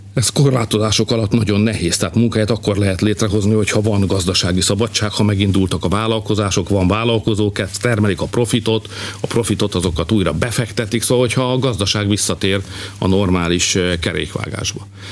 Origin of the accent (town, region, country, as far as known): Hungary